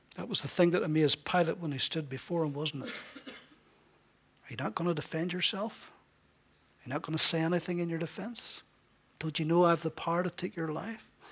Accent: Ballyclare, Northern Ireland, United Kingdom; I was from Northern Ireland, he knew the very town I was from.

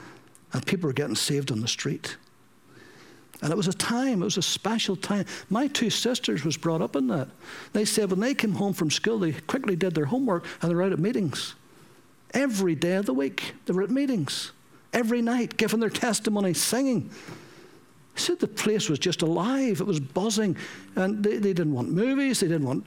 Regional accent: Ballyclare, Northern Ireland, United Kingdom; in Ballyclare, in my hometown

